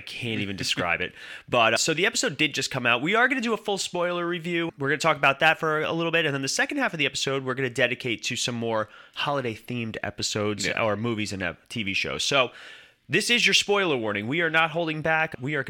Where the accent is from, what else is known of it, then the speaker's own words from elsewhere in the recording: New York, United States; I'm from New York, hey, with my coffee.